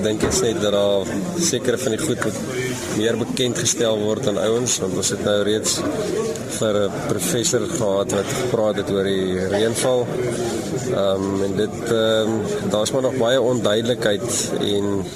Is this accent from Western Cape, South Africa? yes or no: no; Jamestown, Eastern Cape, South Africa; Ek kom van Jamestown af. Ek hoor daar in die Jamestown omgewing